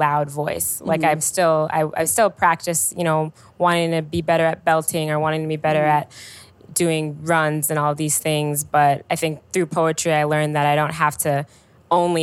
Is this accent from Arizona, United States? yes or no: no; Chicago, Illinois, United States; I'm from the South Side, and my high school was my first time spending a lot of time further north